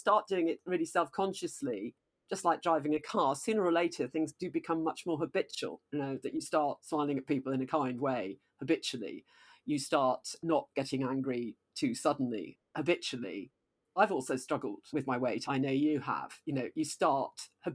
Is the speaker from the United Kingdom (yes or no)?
yes; Nottingham, East Midlands, United Kingdom; I was brought up in Nottingham in this very Christian house.